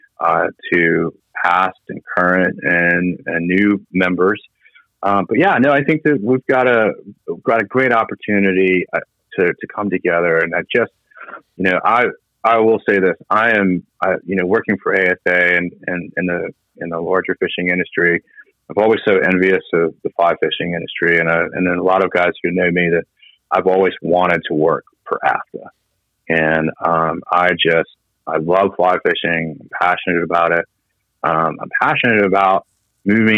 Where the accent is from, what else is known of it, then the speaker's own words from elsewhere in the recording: Virginia, United States; we're both from Virginia